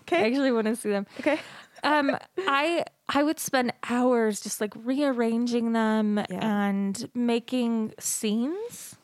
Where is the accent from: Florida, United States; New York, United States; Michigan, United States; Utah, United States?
Utah, United States; Salt Lake City; I grew up in Salt Lake City, Utah, born and raised